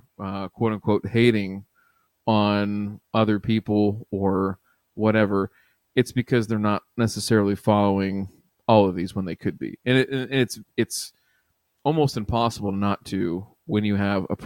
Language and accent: English; Ohio, United States; my home state's sake